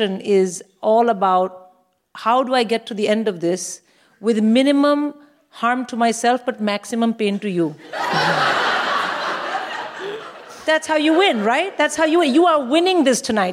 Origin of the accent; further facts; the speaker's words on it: India; now in United Kingdom; I'm from India